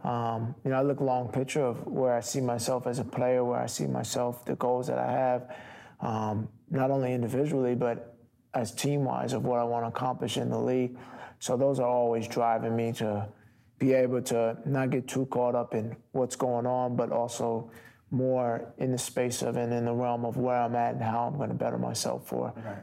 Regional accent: Long Island, New York, United States; moved away as an adult; also born or lived in Milwaukee; I'm from New York, Long Island area

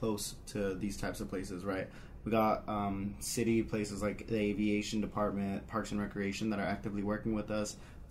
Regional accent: El Paso, Texas, United States; now in Albuquerque, United States; I'm also coming out of Albuquerque, originally from El Paso, Texas

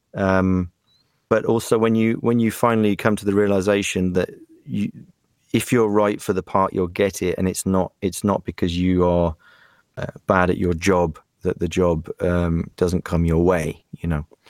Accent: West Country, South West England, United Kingdom; moved away as an adult; also born or lived in Germany; now in Prague, Czech Republic; I moved to England when I was seven and uh, grew up very English

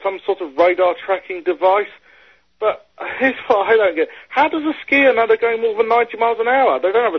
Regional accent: South Africa; Yeah, I am South African. Okay. I'm originally from South Africa.

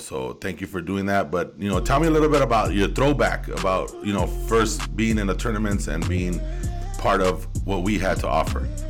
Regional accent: Los Angeles, California, United States; I was from Southeast Los Angeles

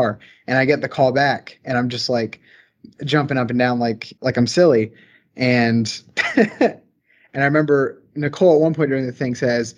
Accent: the South, Southern United States, United States; accent: Southern; I come from a really rural area. I'm sure my Southern accent is coming through quite a bit

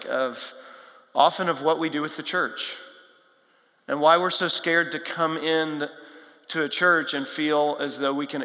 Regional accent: Texas, United States; now in Nashville, United States; I grew up in Texas, flat, hot, not a whole lot, big cities, not a whole lot of hills, wildlife.

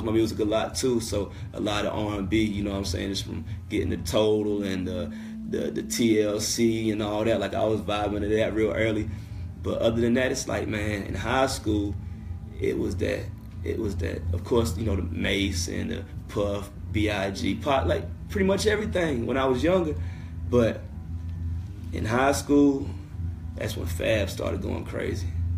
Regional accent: High Point, North Carolina, United States; I'm from High Point, North Carolina. I went to Andrews High School

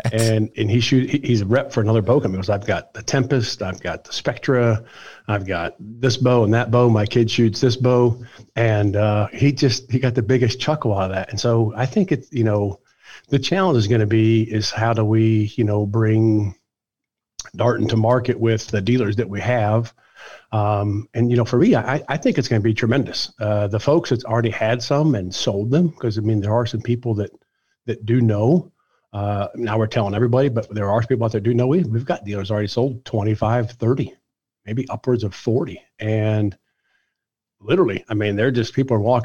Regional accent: Ohio, United States; moved away; I'm from Ohio originally

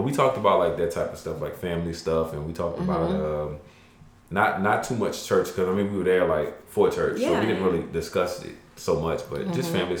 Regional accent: United States; I'm Black American

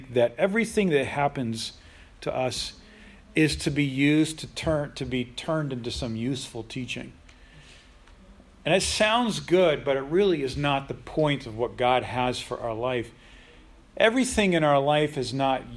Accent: United States; in the United States, we have an amazing country

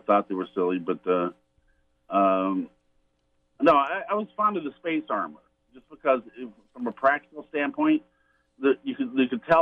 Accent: Indianapolis, Indiana, United States; I grew up in Indianapolis, which is the home of the Indy 500.

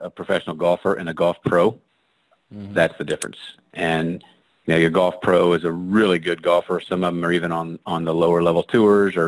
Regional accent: West Virginia, United States; I'm a redneck from West Virginia

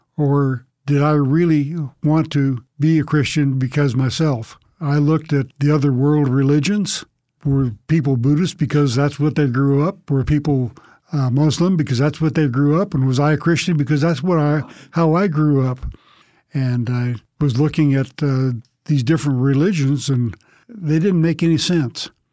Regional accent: Long Beach, California, United States; moved away as an adult; also born or lived in Arkansas; I grew up in Southern California, Long Beach, California to be specific

